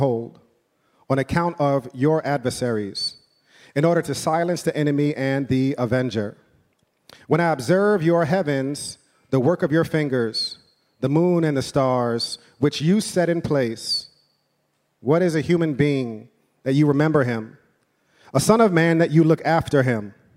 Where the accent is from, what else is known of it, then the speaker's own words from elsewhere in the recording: New York City, New York, United States; I'm from, born and raised in New York